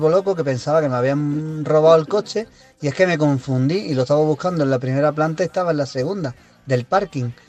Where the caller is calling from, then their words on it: Granada, Andalusia, Spain; de Granada.